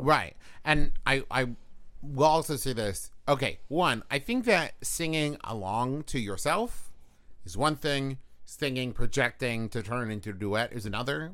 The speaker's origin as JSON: {"language": "English", "region": "West Virginia", "country": "United States", "said": "my home state"}